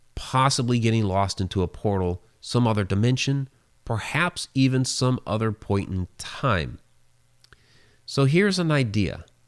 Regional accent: Ohio, United States; I'm a native of Ohio

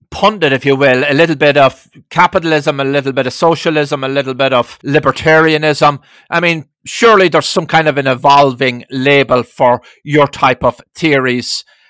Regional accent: Ireland; now in United States; I didn't grow up in America. I grew up in Ireland through the 60s.

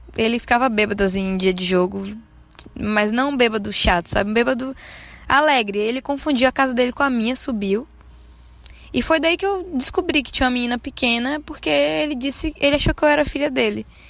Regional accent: Santo Antônio de Jesus, Bahia, Brazil; now in Salvador, Brazil; Nasci aqui. Mas não cresci aqui. Cresci no interiorzinho daqui de perto. Se chama Santo Antônio de Jesus

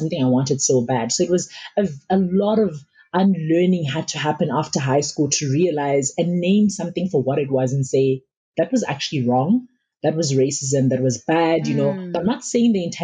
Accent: Makhado, Limpopo, South Africa; also born or lived in Malamulele, Limpopo; I was born in Malamlele. It's a township in Limpopo, and we moved to Makado, which is now called Makado Luitrihat in Limpopo as well.

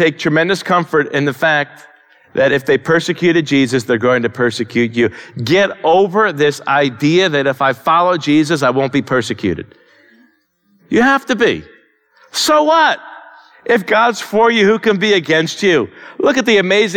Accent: United States; as American Christians

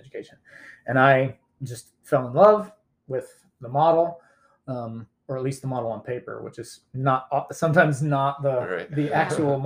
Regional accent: Independence, Missouri, United States; also born or lived in Atlanta, Georgia / Lee's Summit, Missouri; now in Greenwood, United States; I grew up in Independence, Missouri, and then spent 5 years in Atlanta and then came back to Kansas City, lived in Lee Summit, went to Lee Summit West High School

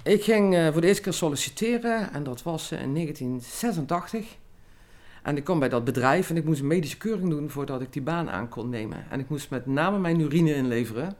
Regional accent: Limburg, Netherlands; also born or lived in Rotterdam; als Limburger

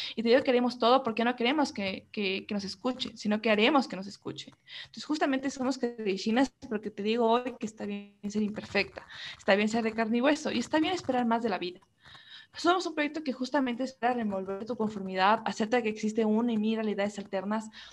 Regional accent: Ecuador; podemos sentirnos identificados como ecuatorianos

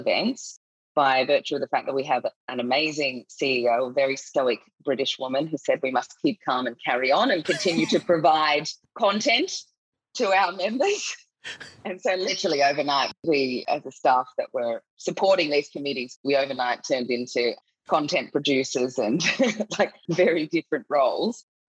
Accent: Australia; accent: Australian; moved away as an adult; now in Singapore; I'm Australian. You can probably tell by my accent

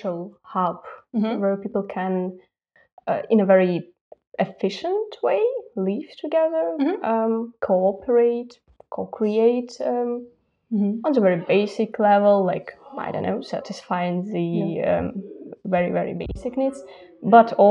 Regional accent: Belarus; moved away as an adult; also born or lived in Mogilev, Belarus / Minsk, Belarus / Zurich, Switzerland / Stuttgart, Germany; now in Berlin, Germany; I was born in Belarus and I spent the biggest part of my life in two Belarusian cities, mm-hmm. Mogilev, that's where I was born, and then Minsk, the capital

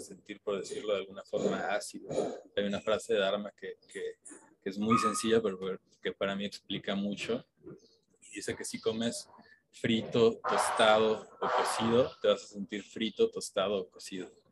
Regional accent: Mexico; como mexicanos

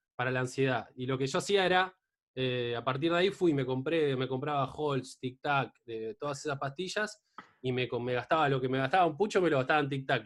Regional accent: Mar del Plata, Buenos Aires Province, Argentina; yo soy de Mar del Plata

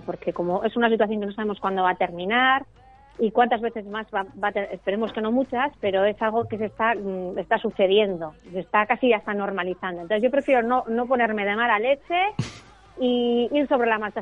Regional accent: Ibarra, Gipuzkoa, Basque Country, Spain; yo soy de Ibar, que es un pueblo de Guipúzcoa

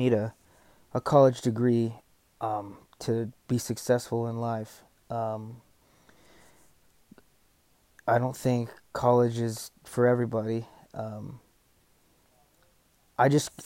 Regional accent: Texas, United States; I was born here in Texas, lived here all my life.

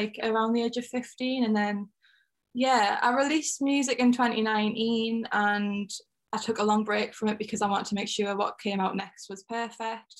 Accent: North East England, United Kingdom; I'm from like the northeast of England. I can't ever really pinpoint whether I'm from Durham or Newcastle because I'm kind of like in between.

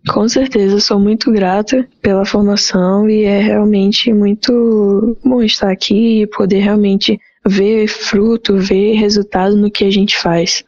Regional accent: Fortaleza, Ceará, Brazil; sou nascida em Fortaleza, Ceará

